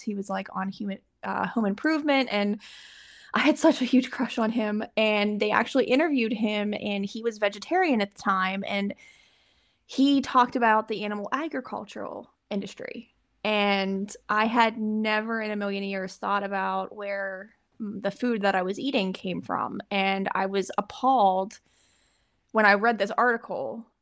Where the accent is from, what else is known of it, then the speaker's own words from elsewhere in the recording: Pittsburgh, Pennsylvania, United States; moved away as an adult; now in Stamford, United States; I'm actually from Pittsburgh, Pennsylvania.